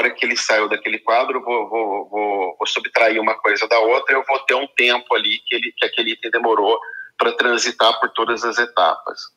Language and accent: Portuguese; Campinas, São Paulo, Brazil; sou aqui de Campinas.